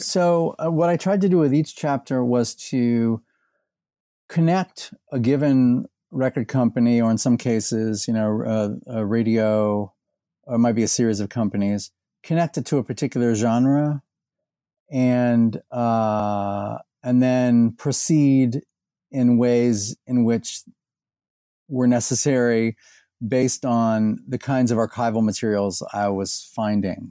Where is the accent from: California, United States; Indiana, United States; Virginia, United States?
Indiana, United States; Indianapolis; born or raised there; moved away as an adult; also born or lived in Bowling Green, Ohio / Texas; now in Louisville, United States